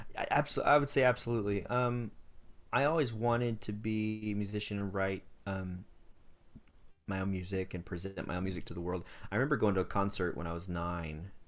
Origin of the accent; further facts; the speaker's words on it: Greenville, North Carolina, United States; I grew up in Greenville, North Carolina.